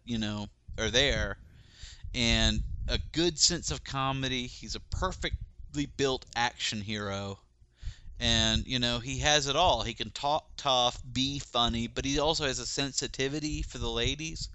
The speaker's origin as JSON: {"language": "English", "town": "Rome", "region": "Georgia", "country": "United States", "tie": "born or raised there", "moved": "yes", "said": "my hometown of Rome, Georgia"}